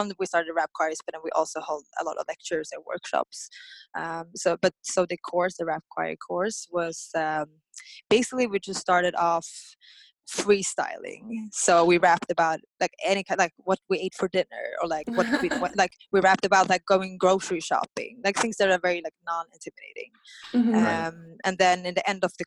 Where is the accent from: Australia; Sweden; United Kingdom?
Sweden; Stockholm, Stockholm County; moved away as an adult; I'm born and raised in Stockholm, Sweden